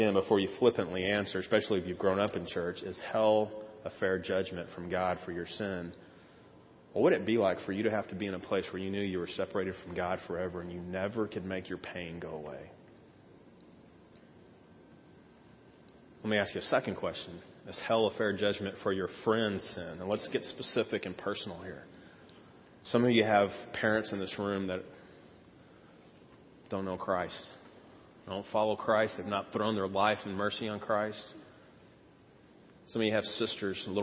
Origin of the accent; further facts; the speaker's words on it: Texas, United States; I grew up in Texas